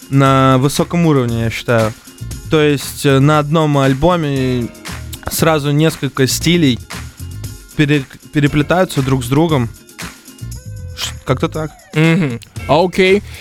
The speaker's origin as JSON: {"language": "Russian", "town": "Ufa", "region": "Bashkortostan", "country": "Russia", "said": "Короче, я из Башкирии, тоже из Уфы."}